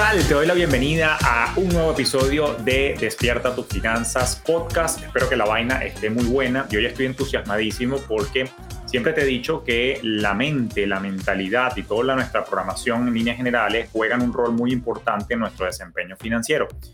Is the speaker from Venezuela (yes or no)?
yes; Venezuela; tú y yo que somos venezolanos